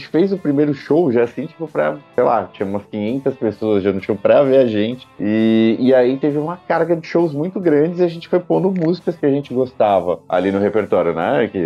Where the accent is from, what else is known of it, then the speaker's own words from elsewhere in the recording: Santo André, São Paulo, Brazil; sou da BC Paulista, é, Santo André, São Paulo